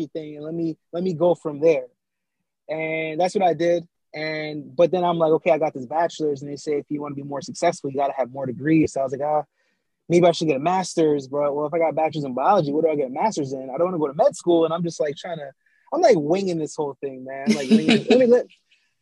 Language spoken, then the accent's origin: English; New York City, New York, United States; also born or lived in Jamaica; I was born in Jamaica, right? And I was raised in Brooklyn, New York, because my parents left out of Jamaica when I was about like 4 years old